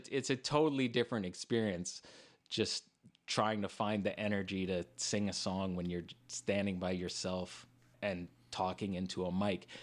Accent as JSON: {"language": "English", "town": "Regina", "region": "Saskatchewan", "country": "Canada", "said": "we're from Regina"}